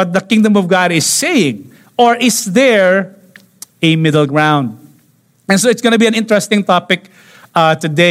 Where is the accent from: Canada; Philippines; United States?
Philippines; here in the Philippines